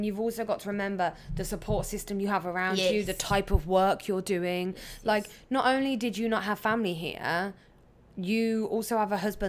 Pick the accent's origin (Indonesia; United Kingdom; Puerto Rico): United Kingdom; England; when they found out I was pregnant here from England, they say, do you have like friends? Do you have family?